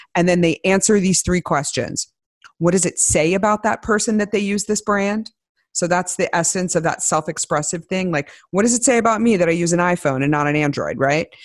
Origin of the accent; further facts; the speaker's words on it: Midwest, United States; I grew up in the Midwest